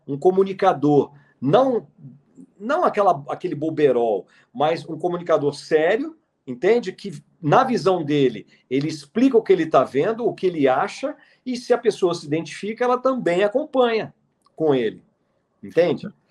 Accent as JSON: {"language": "Portuguese", "town": "Brasília", "region": "Federal District", "country": "Brazil", "tie": "born or raised there", "said": "eu sou de 1969, eu nasci em Brasília, em 69"}